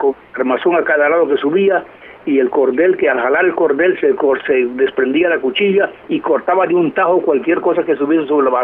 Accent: Puerto Rico; born there; yo nací en Puerto Rico, mis padres fueron misioneros.

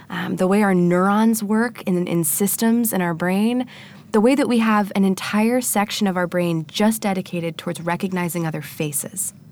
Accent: Annapolis, Maryland, United States; I started a meetup in my hometown

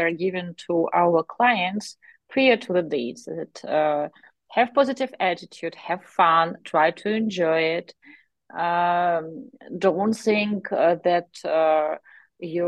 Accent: Kharkiv, Kharkiv Oblast, Ukraine; English is a second language; we are from Kharkov, Ukraine, and we are bilingual, so we speak Ukrainian and Russian back home

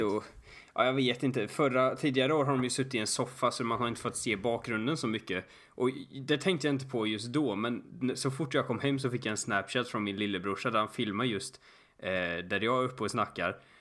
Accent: Sweden; jag var från Sverige

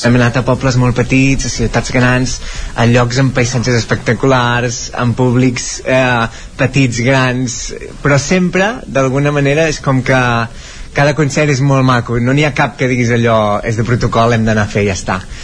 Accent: Coll Secà, Catalonia, Spain; Als boscos del Coll Secà on he crescut, al Mediterrani

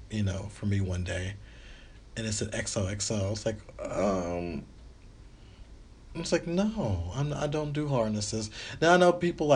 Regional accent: the South, United States; I'm from the South.

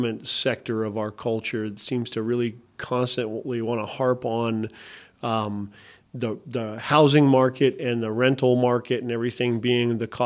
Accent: Shady Cove, Oregon, United States; I grew up in Shady Cove

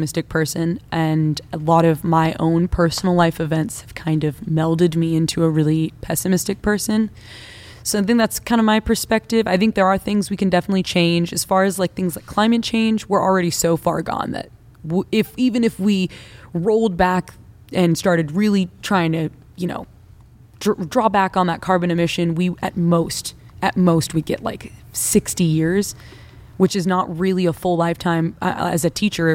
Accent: United States; I, as an American

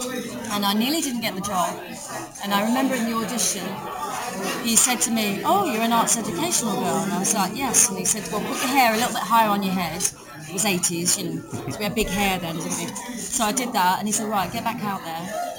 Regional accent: Dartford, South East England, United Kingdom; moved away as an adult; also born or lived in Sydenham; So I was born in Dartford, and, so I grew up there, and then I moved to Sydenham, actually, when I was 28. I didn't move out until I was 28

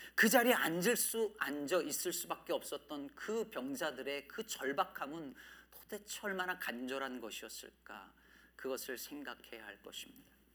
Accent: Jecheon, North Chungcheong, South Korea; 제 고향이 충청북도 제천시였는데

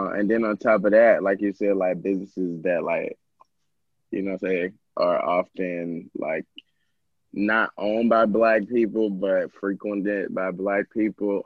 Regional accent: Georgia, United States; I'm from Georgia

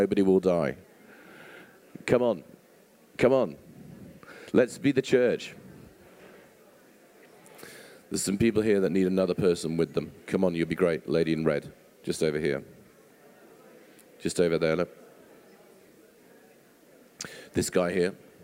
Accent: England, United Kingdom; we're English and we like to be part of a small island

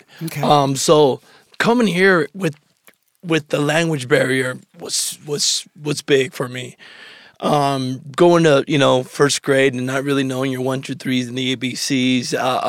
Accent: Phoenix, Oregon, United States; also born or lived in Mexico / Medford, Oregon; I was born here in Ashley, Medford, Oregon.

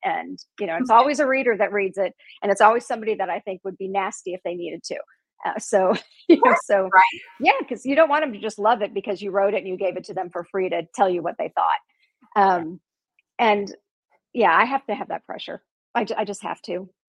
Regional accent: Chicago, Illinois, United States; also born or lived in Indiana; So like I said, I'm from Chicago. I'm originally from Indiana, but I spent my formative years in Chicago. I lived there till I was 30, and I'm Italian. So I have a Chicago Italian woman's personality.

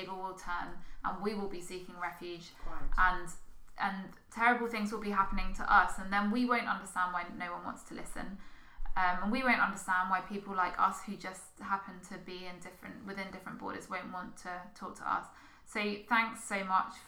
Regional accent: United Kingdom; just miles from where my hometown is on the south coast

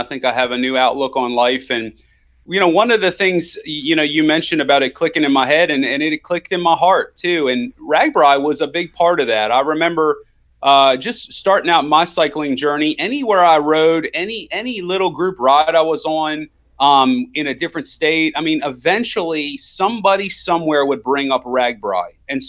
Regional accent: Maryland, United States; I grew up in Maryland, and I had never really seen that.

